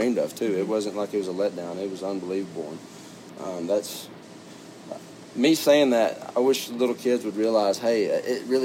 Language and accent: English; Stephenville, Texas, United States; I was born and raised right there in Stephenville